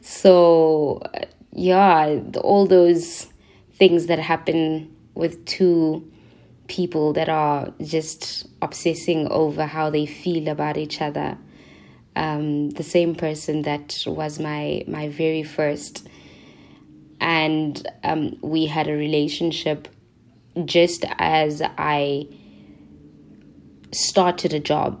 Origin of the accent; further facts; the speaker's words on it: Soweto, Gauteng, South Africa; I'm born and bred in Soweto